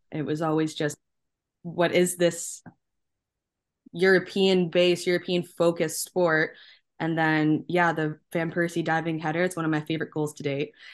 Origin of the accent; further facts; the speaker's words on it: Canada; being Canadian, being born and raised here